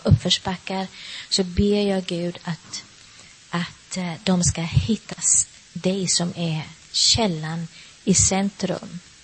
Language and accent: Swedish; Sweden; moved away; hemma i Sverige